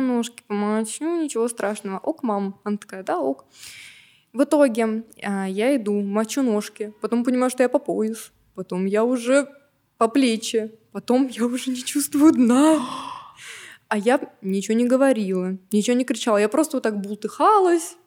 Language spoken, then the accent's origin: Russian; Novokuznetsk, Kemerovo Oblast, Russia; я из Новокузнецка